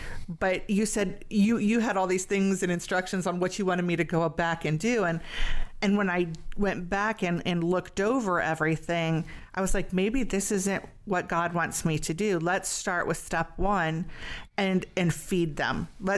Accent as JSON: {"language": "English", "town": "Barberton", "region": "Ohio", "country": "United States", "tie": "born or raised there", "said": "5 miles from where we grew up in Barberton."}